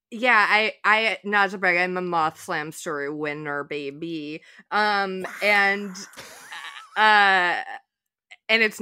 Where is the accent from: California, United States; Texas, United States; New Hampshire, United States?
Texas, United States; I am from Texas.